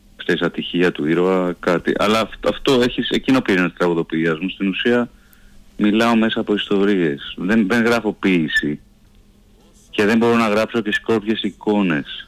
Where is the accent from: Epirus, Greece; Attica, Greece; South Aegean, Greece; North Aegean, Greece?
Attica, Greece; Athens; Εγώ μεγάλωσα στην Κυψέλη, στην Αθήνα, σε μια πολύ πυκνοκατοικημένη γειτονιά